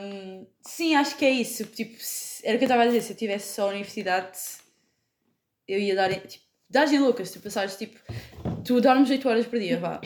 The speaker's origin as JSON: {"language": "Portuguese", "town": "Lagos", "region": "Algarve", "country": "Portugal", "lives_now": "Faro, Portugal", "said": "tenho 20 anos, sou de Lagos e estou a estudar Martim em Faro"}